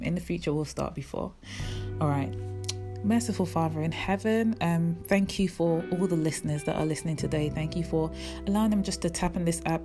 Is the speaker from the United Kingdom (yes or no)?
yes; England, United Kingdom; born or raised there; also born or lived in Jamaica; now in London, United Kingdom